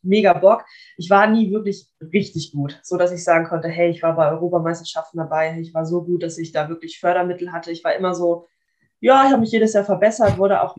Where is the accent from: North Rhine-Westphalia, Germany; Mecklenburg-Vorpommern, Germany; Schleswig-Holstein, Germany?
Schleswig-Holstein, Germany; Kiel; ich bin auch in Kiel geboren, also ich, mein, ich lebe auch noch bei meinen Eltern. Ähm, das ja. heißt, ich bin wirklich mein ganzes Leben schon lang schon hier